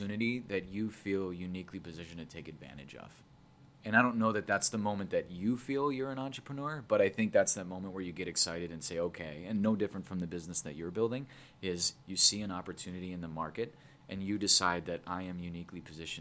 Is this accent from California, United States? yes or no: no; Northwest suburbs, Illinois, United States; born and raised in the Northwest suburbs, so grew up in that area